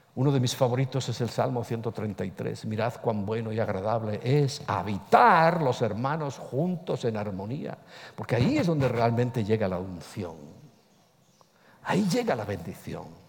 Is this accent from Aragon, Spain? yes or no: no; Ponferrada, Castile and León, Spain; en mi tierra, yo soy de Ponferrada